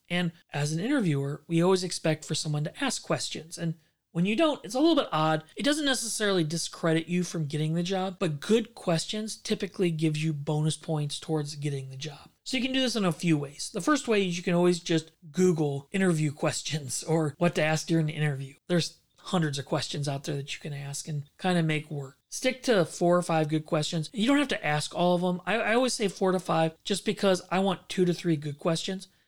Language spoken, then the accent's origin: English; St. Louis, Missouri, United States; I grew up in Saint Louis